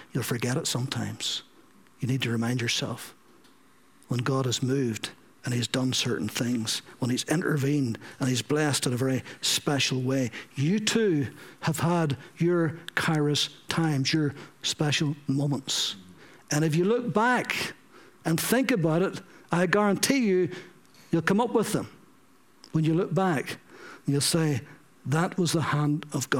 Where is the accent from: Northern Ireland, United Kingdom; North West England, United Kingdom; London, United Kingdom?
Northern Ireland, United Kingdom; Ballyclare; in Ballyclare, in my hometown